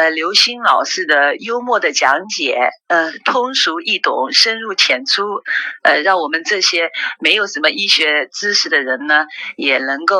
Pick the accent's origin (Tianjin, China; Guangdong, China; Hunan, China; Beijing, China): Hunan, China; Changsha; 我呢是长沙本地人